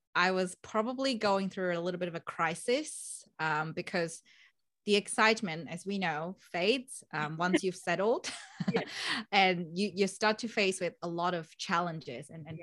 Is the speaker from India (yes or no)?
no; Vietnam; moved away as an adult; now in Melbourne, Australia; I'm originally from Vietnam, beautiful country